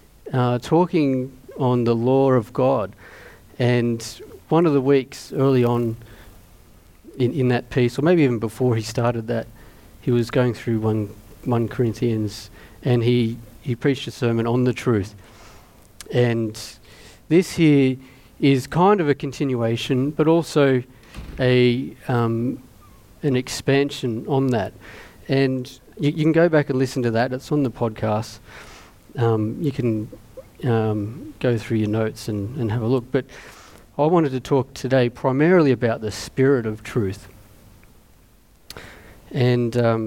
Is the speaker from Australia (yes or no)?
yes; Mittagong, New South Wales, Australia; growing up in Mittagong.